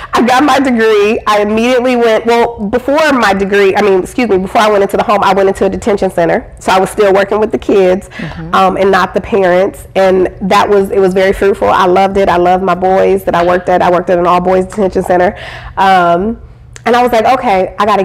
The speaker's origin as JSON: {"language": "English", "region": "Iowa", "country": "United States", "tie": "born or raised there", "said": "I grew up in Iowa."}